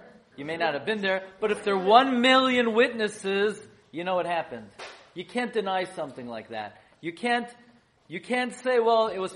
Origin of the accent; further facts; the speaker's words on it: New York City, New York, United States; I grew up in Flatbush, on Avenue M and East 31st